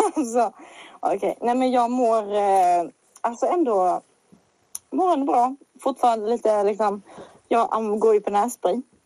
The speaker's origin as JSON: {"language": "Swedish", "country": "Sweden", "also_born_or_lived": "Småland / Scania", "accent": "Småland / Scanian dialect (disputed)", "said": "Jag har en mer småländsk dialekt än skånsk"}